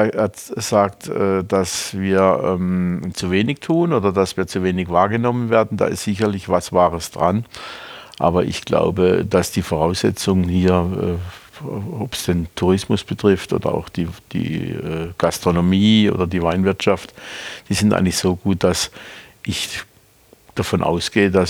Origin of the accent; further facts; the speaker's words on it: Baden-Württemberg, Germany; Der Kaiserstuhl ist meine Heimat. Im Sinne des Wortes, ich bin hier geboren äh, ich schlafe in dem Zimmer noch, wo ich geboren bin oder in dem ich geboren bin.